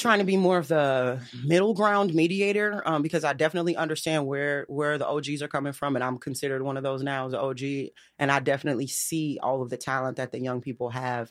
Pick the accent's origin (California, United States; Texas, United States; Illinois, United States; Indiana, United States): Illinois, United States; Chicago; I'm a South Side girl, though, born and bred